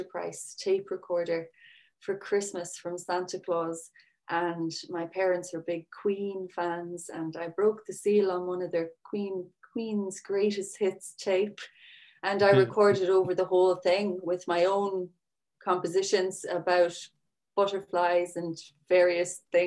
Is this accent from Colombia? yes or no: no; Sixmilebridge, Munster, Ireland; I'm from 6 Mile Bridge, which is used to be a small village